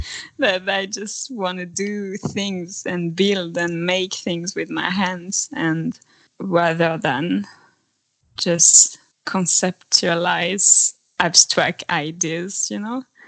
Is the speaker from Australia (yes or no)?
no; France; moved away as an adult; now in Sweden; I come from France, but I've been living in Sweden for the last seven years now.